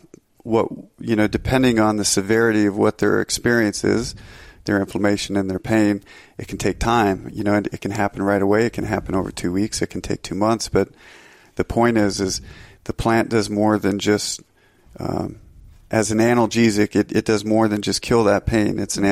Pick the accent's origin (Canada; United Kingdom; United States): United States; Minnesota; moved away as an adult; now in Montana, United States; Well, I'm from Northern Minnesota and I moved out to Montana over a decade ago, I think 12 years ago, to become a ski bum.